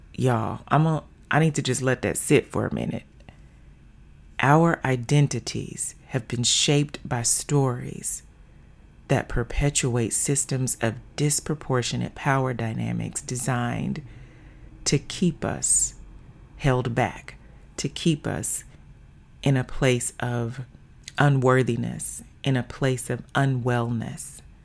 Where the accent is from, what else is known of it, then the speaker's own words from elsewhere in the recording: the South, United States; moved away as an adult; also born or lived in Little Rock, Arkansas; now in Seattle, United States; born and raised in the South, now living in the Pacific Northwest